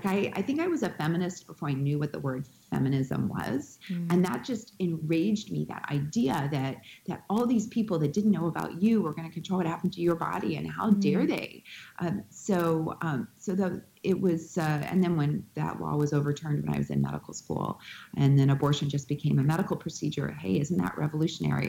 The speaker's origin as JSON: {"language": "English", "town": "Winnipeg", "region": "Manitoba", "country": "Canada", "tie": "born or raised there", "said": "where I grew up in Winnipeg, Manitoba, Canada."}